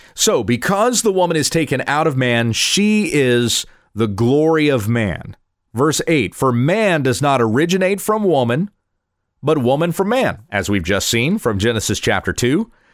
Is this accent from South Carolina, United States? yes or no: yes; the South, South Carolina, United States; I grew up in the South. I went to churches in South Carolina when I was a kid